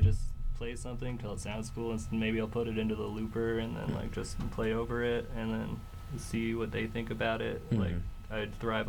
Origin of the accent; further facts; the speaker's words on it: Denver, Colorado, United States; I love Denver. I've lived here my whole life, and Colorado's a great state.